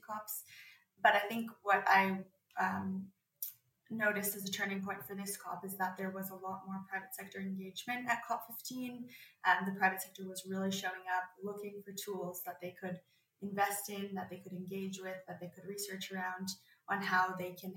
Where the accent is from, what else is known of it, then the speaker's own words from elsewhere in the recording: Canada; As a Canadian, it was nice to be having a conference like that in my home country.